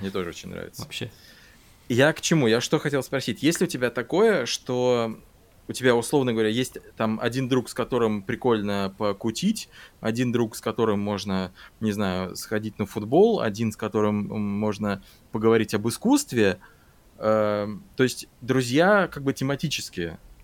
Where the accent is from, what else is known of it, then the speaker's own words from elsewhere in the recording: Saint Petersburg, Russia; moved away as an adult; now in Germany; основное количество друзей остались в Питере